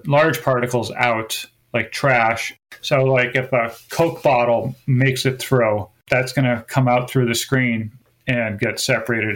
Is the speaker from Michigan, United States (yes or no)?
no; Wisconsin, United States; also born or lived in Seattle, Washington; now in Gloucester, United States; I grew up in Wisconsin